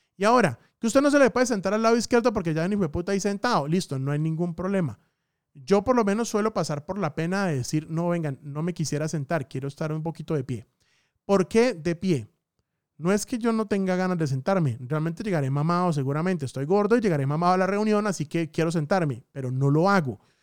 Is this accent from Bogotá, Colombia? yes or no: no; Bucaramanga, Santander, Colombia; moved away; mi tierrita hermosa, Bucaramanga